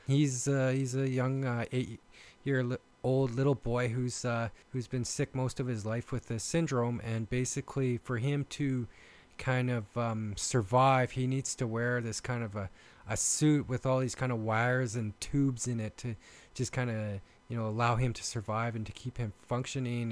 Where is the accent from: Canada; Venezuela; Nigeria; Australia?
Canada; accent: Canadian; I am from Canada and I've been told I have a uh, Canadian accent